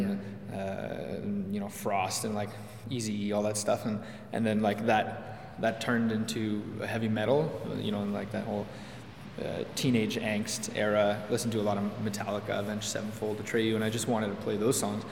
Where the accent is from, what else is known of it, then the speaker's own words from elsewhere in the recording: Hudson, Quebec, Canada; I grew up in Hudson, which is like just west of Montreal.